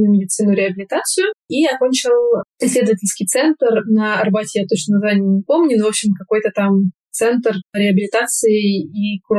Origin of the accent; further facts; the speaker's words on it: Moscow, Russia; moved away as an adult; also born or lived in Kemerovo Oblast / Uzbekistan / Turkey; now in Slovenia; Мне 27 лет. Я вообще родилась в Кемеровской области, но почти с младенчества я живу в Москве, поэтому можно сказать, что я из Москвы.